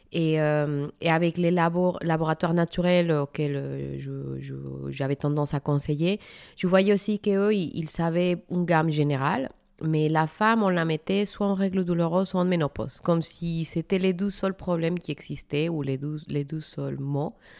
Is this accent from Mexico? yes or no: yes; Mexico; moved away as an adult; now in France; mon pays d'origine, le Mexique.